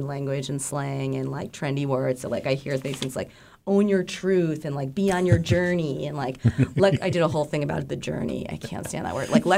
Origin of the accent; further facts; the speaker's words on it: Northeast, United States; moved away as an adult; now in Juneau, United States; the Northeast where we both grew up